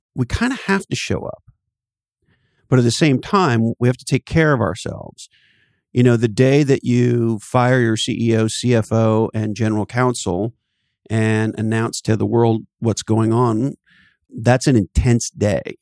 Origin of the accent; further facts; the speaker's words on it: Canada; moved away; I'm originally from Canada, and there's an expression we have in Canada